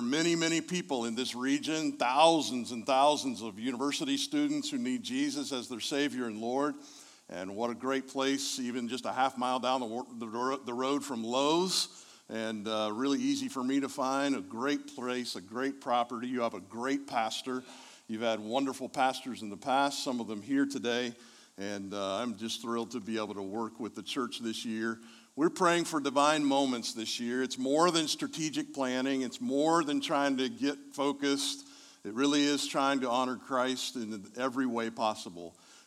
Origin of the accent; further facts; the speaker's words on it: Indianapolis, Indiana, United States; I'm from Indianapolis